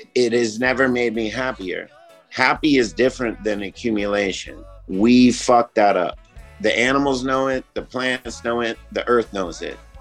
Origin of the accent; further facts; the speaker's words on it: Monrovia, Montserrado, Liberia; I grew up in Africa. I grew up in Monrovia, Liberia, in West Africa.